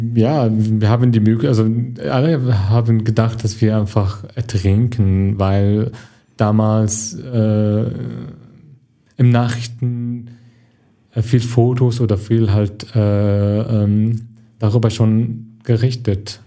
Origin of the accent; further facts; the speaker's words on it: Syria; German is a second language; moved away as an adult; also born or lived in Germany; now in Duisburg, Germany; ich komme aus Syrien, ich bin seit September 2015 in Deutschland